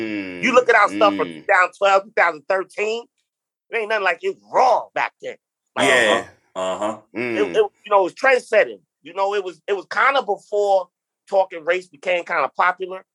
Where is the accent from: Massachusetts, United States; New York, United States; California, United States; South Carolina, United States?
New York, United States; New York City; moved away; also born or lived in Detroit / Florida; From Queens. You know, just growing up in Queens in the 90s, tons of friends